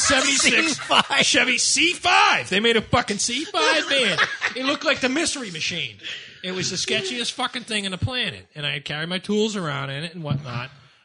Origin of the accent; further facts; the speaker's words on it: Ireland; I'm Irish. Well, how could they throw me out of the fucking neighborhood?